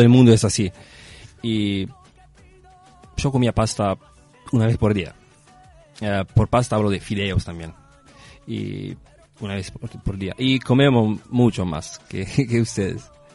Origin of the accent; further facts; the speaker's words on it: near Ascoli Piceno, Marche, Italy; Spanish is a second language; moved away as an adult; now in Uruguay; yo vivía en centro Italia, Ascoli Piceno. Eh, por la precisión, vivía en un pueblito cerca.